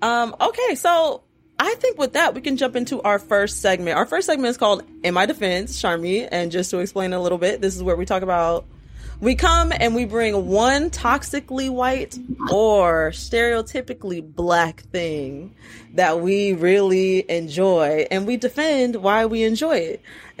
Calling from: Los Angeles, California, United States; I'm in LA.

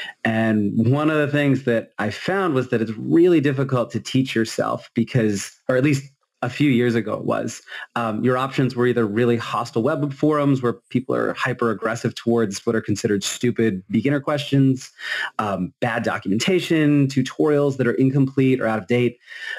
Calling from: Massachusetts, United States; I'm coming in from Massachusetts, since that's apparently what we're doing.

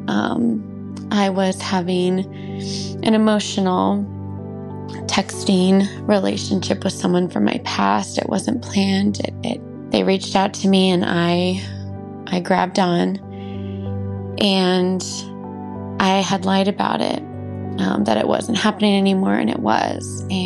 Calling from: California, United States

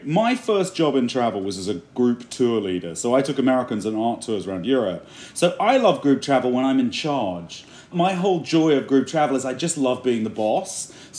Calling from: Sydney, New South Wales, Australia; I'm calling you from Sydney, Australia.

